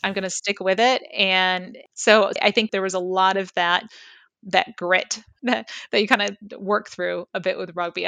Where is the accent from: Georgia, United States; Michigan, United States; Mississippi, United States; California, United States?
Michigan, United States; now in Lehigh Valley, United States; I grew up in Michigan and then came here, as mentioned, in, in two thousand three